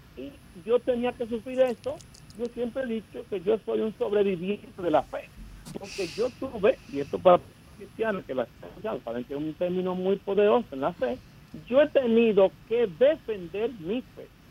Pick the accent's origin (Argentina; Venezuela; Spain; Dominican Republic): Dominican Republic; now in United States; yo llegué aquí, claro, fuera de Dominicana